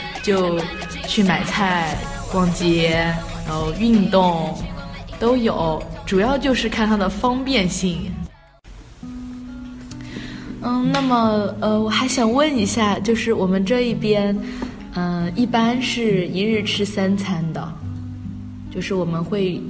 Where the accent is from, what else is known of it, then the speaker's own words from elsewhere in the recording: Hunan, China; moved away as an adult; now in Beijing, China; 嗯，我是北京师范大学的本科新生，我来自湖南。